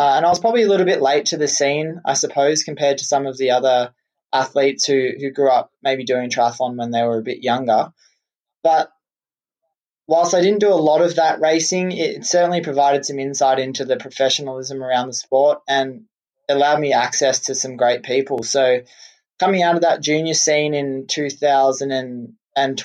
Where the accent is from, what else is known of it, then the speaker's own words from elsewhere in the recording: Australia; growing up in Australia, I played a lot of Australian rules football